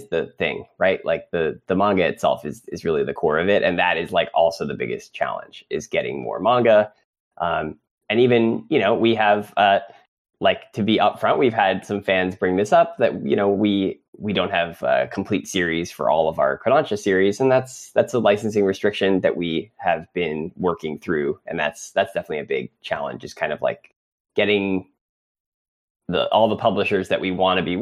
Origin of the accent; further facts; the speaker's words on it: United States; accent: American; now in New York, United States; my uncouth American accent